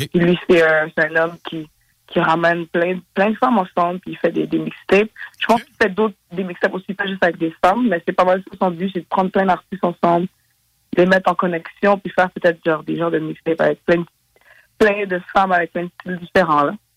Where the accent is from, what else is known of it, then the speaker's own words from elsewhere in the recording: Montreal, Quebec, Canada; je viens de Montréal.